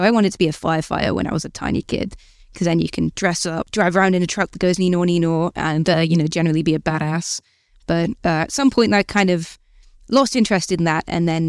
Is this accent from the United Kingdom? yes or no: yes; Newcastle, North East England, United Kingdom; now in Bristol, United Kingdom; I grew up in Gosforth, which is like the posh, boring bit of Newcastle, hence why I don't have the accent.